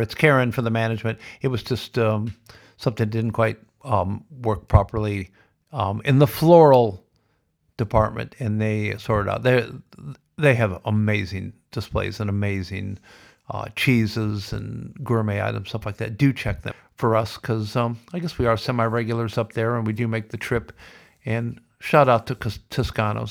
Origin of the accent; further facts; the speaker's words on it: Iowa, United States; now in Victoria, Australia; I grew up in Iowa, and I know a little bit about farming.